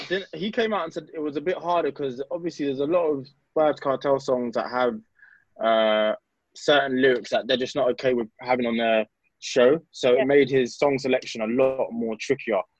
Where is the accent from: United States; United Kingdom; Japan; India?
United Kingdom; especially where we're British, but we're like second generation.